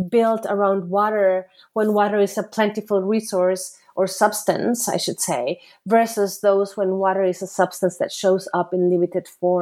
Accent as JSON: {"language": "English", "country": "Costa Rica", "moved": "as an adult", "said": "I am originally from Costa Rica"}